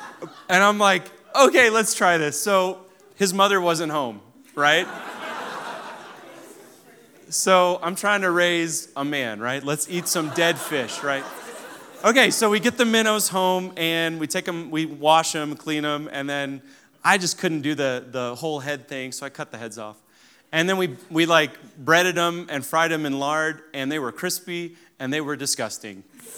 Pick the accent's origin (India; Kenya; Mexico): Kenya; So I grew up in Africa. We actually took our whole family to Kenya over Christmas, so just about a year ago. And it's a great experience to show them where I grew up.